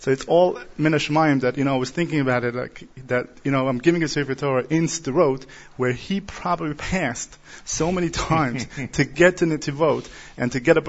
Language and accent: English; Iran; moved away; about 20 years ago, we came from Iran, as you know, in 1988, and right after that, my father came to Israel